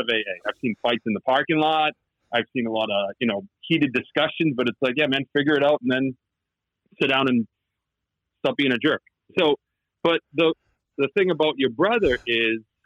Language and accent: English; outside of Boston, Massachusetts, United States; accent: Boston; moved away as an adult; also born or lived in Los Angeles; I grew up outside of Boston. I'm sure the accent comes through pretty thick